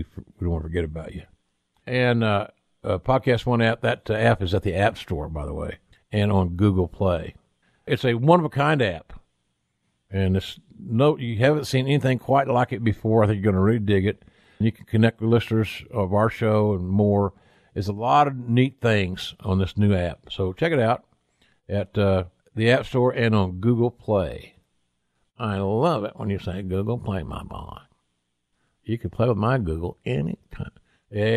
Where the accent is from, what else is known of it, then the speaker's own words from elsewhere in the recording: Oklahoma, United States; also born or lived in Norman, Oklahoma / Westfield; my home state of Oklahoma